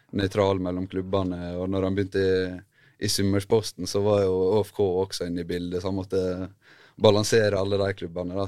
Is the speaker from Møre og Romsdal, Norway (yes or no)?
yes; Ulsteinvik, Møre og Romsdal, Norway; moved away; jeg er født og oppvokst i Ulsteinvik